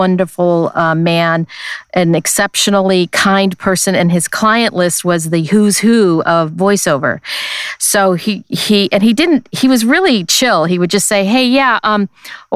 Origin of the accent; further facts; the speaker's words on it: Los Angeles, California, United States; I grew up here in Los Angeles